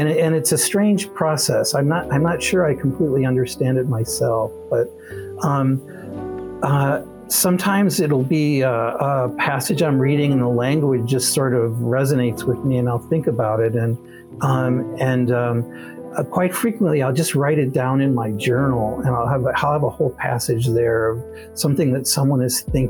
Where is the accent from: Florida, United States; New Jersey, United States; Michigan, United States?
Michigan, United States; Grand Rapids; I grew up in Grand Rapids, Michigan